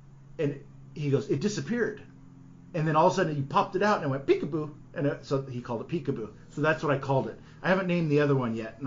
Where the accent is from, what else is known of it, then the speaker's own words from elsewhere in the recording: California, United States; now in Oregon, United States; growing up in California, when I lived, you know, I was out there on the Delta